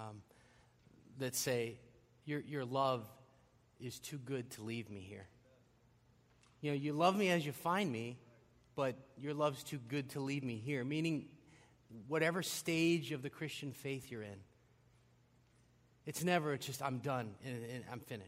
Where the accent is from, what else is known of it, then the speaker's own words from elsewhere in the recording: St. Louis, Missouri, United States; moved away as an adult; also born or lived in Philippines; I was born in the Philippines, and I came to the United States when I was about 5 years old, just about five, and I lived most of my life from 5 to age 40 in St. Louis, Missouri